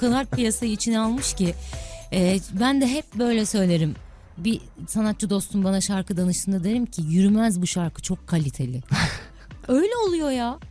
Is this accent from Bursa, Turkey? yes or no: no; Istanbul, Turkey; Anadolu yakasında doğdum, büyüdüm.